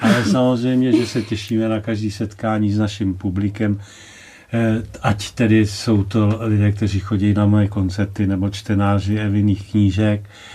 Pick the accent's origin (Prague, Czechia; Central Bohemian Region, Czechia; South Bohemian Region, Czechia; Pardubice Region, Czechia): Central Bohemian Region, Czechia; Rožmitál pod Třemšínem; já jsem se narodil v Rožmitále pod Třemšínem a můj otec eh, tu rybovku zpíval tam v tom kostelíčku ve starém Rožmitále